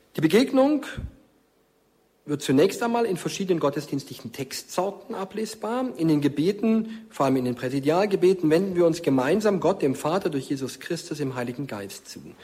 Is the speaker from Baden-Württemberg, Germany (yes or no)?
yes; Markstadt near Stuttgart, Baden-Württemberg, Germany; now in Fulda, Germany; In meiner Heimatgemeinde in Markstadt bei Stuttgart